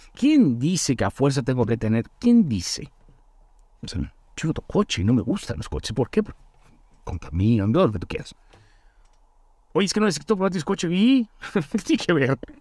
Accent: Chetumal, Quintana Roo, Mexico; also born or lived in Mérida; now in Mexico City, Mexico; soy originario de una ciudad que se llama Chetumal

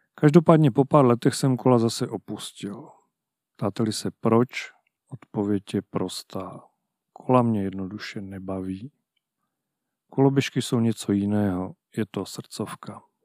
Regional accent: Haná, Olomouc Region, Czechia; moved away; Jsem kluk z Hané. Strávil jsem tam více než půlku svého života

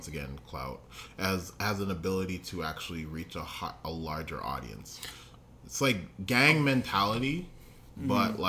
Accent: Canada; We're Canadian.

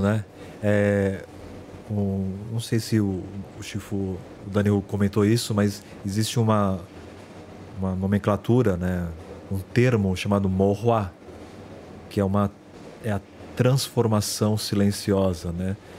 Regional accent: Brazil; eu sou brasileiro

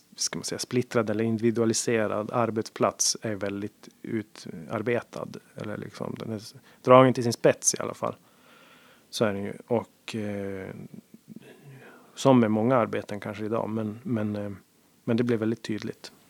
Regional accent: Sweden; also born or lived in Gothenburg; jag var svensk

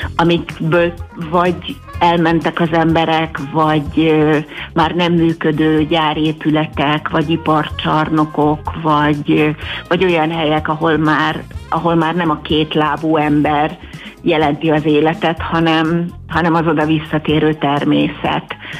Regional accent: Bakonycsernye, Fejér, Hungary; Bakoncsárnyén a faluban, ahol fölnőttem

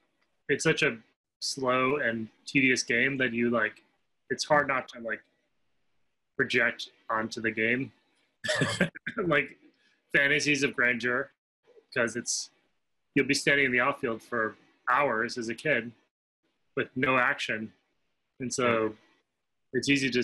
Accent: Cleveland, Ohio, United States; In Cleveland, Ohio.

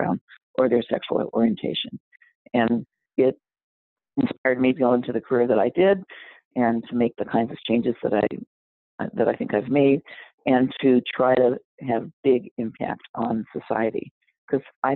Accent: Los Angeles, California, United States; I grew up in South Central LA.

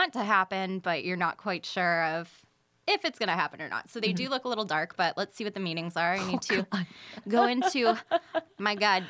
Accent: Erie, Pennsylvania, United States

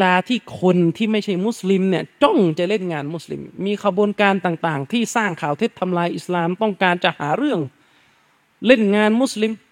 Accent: Yala, Thailand; ผมเนี่ยพื้นเพเดิมเป็นคนสามจังหวัดทุกวันนี้ก็ทะเบียนบ้านก็ยังอยู่สามจังหวัดเลยอยู่ยะลา

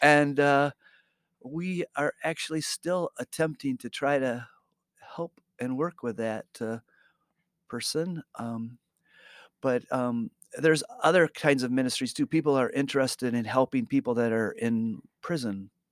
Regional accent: Muskegon, Michigan, United States; moved away as an adult; now in Grand Rapids, United States; we we grew up in Muskegon

